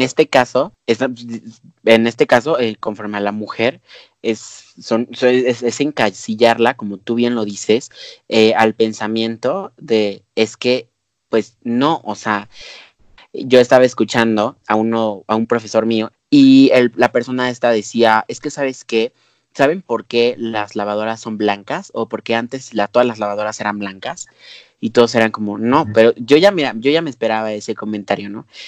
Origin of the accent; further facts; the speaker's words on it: Mexico; nosotros como mexicanos